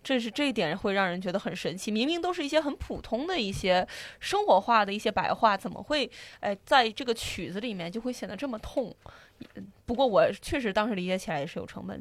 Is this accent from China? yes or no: yes; Wenzhou, Zhejiang, China; 我爸妈对我们温州人的评价